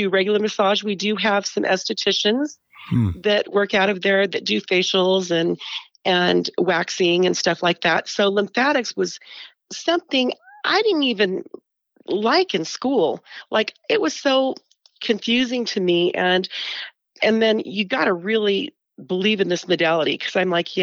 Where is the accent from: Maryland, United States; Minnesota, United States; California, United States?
California, United States; Porterville; moved away as an adult; now in Salt Lake City, United States; I'm California. I grew up in California.